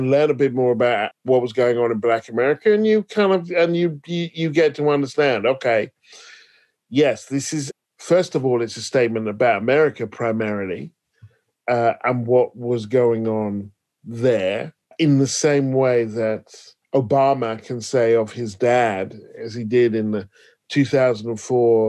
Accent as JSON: {"language": "English", "country": "United Kingdom", "said": "I'm British"}